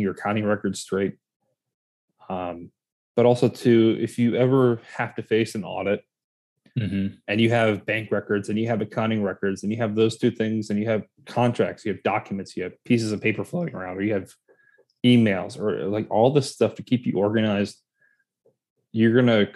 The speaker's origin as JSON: {"language": "English", "region": "North Carolina", "country": "United States", "tie": "born or raised there", "also_born_or_lived": "Florida", "moved": "yes", "said": "I grew up in North Carolina"}